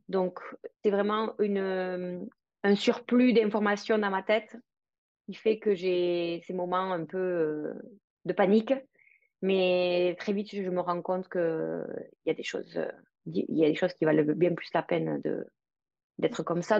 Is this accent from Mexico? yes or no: no; France; also born or lived in Paris; now in Spain; je suis française, mais je vis à l'étranger. Je suis basée en Espagne